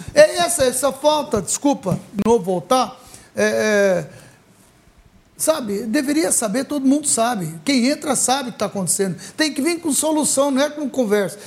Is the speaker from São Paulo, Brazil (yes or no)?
yes; Ribeirão Preto, São Paulo, Brazil; Somos de Ribeirão